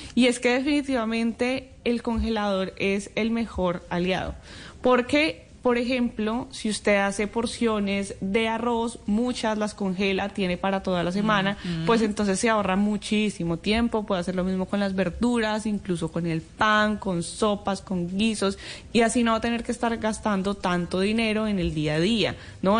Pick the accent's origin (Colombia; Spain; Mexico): Colombia; moved away; a mí como colombiana